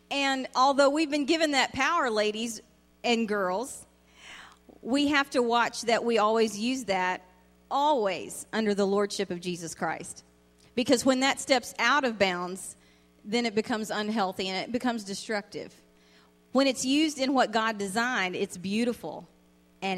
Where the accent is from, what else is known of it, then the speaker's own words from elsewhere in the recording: Virginia, United States; Virginia, where I was raised